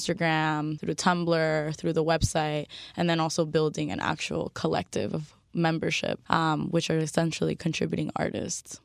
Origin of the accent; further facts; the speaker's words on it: Miami, Florida, United States; I'm a Miami native